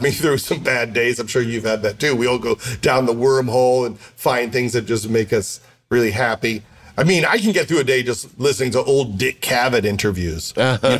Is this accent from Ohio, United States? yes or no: no; Syosset, New York, United States; I grew up middle class on Long Island